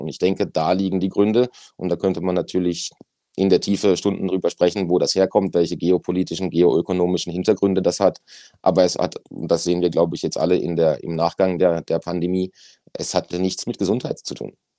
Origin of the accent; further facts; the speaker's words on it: Germany; bei uns in Deutschland